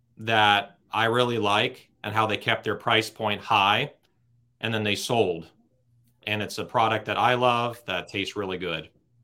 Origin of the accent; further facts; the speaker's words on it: Los Angeles, California, United States; Born here, raised here.